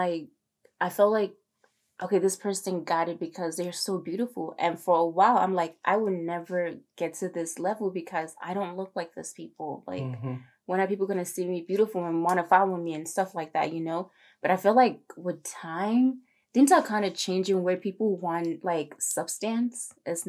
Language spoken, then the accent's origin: English; Maryland, United States; I was actually from the East Coast, from Maryland.